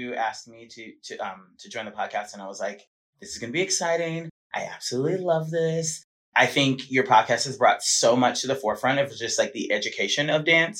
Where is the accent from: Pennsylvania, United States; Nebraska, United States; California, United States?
California, United States; Los Angeles; also born or lived in Atlanta, Georgia / San Diego; raised in Los Angeles